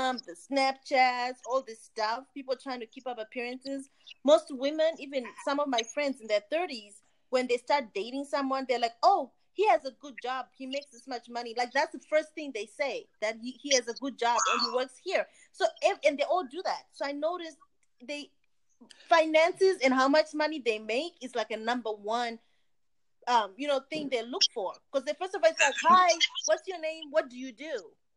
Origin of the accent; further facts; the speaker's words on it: Zimbabwe; now in United States; I'm originally from Zimbabwe like you guys